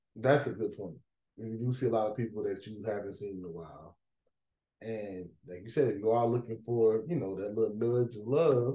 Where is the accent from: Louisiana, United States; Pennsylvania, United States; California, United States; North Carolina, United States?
North Carolina, United States; Greensboro; I grew up in Greensboro